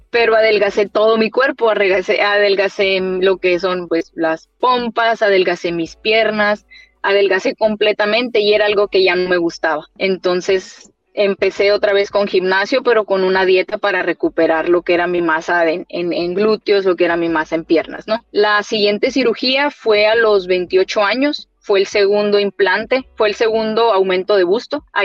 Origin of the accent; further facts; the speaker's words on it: Mexico; Y yo sufrí mucho de dolores de espalda después de, después del parto y como toda mexicana, ah, es la raquia, ah, es la epidural.